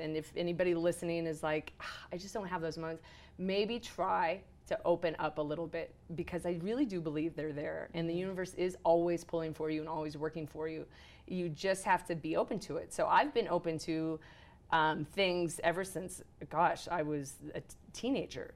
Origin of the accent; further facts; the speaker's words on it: Arizona, United States; also born or lived in California; now in Park City, United States; I grew up in Arizona, and then I loved living at the beach.